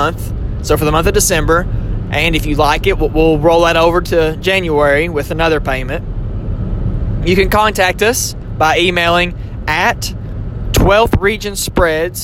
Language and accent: English; Southern Kentucky, United States; accent: country twang; I am from Southern Kentucky, so sometimes my country twang may come out of me